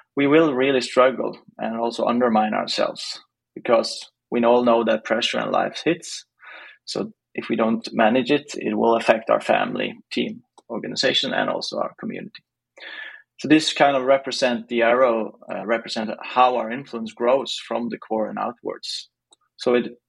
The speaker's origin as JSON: {"language": "English", "town": "Stavanger", "region": "Rogaland", "country": "Norway", "said": "I'm from Stavanger in Norway, eller Norge in Norwegian"}